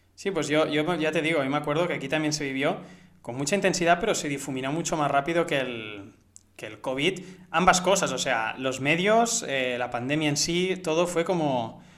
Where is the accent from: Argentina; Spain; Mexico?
Spain; also born or lived in Barcelona; yo soy español